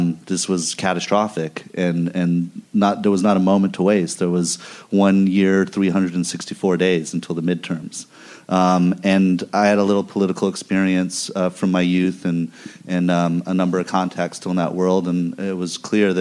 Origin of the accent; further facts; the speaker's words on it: Missouri, United States; moved away; I grew up in the part of the country that elected this guy